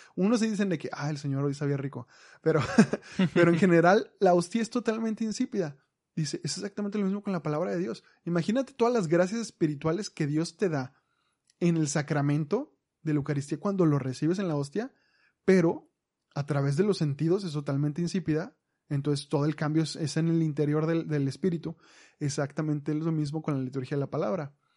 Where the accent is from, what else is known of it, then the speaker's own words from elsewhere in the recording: Mexico; Nosotros como mexicanos